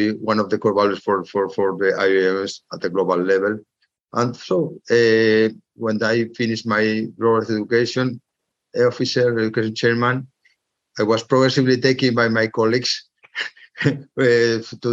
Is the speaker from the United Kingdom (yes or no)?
no; Madrid, Community of Madrid, Spain; I was born in Madrid, and I was also studying medicine and dentistry in Madrid